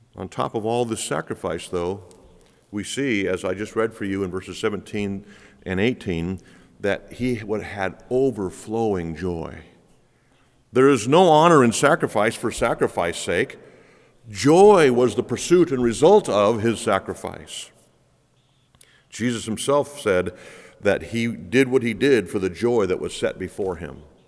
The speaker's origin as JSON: {"language": "English", "country": "United States", "said": "We are so busy as American Christians"}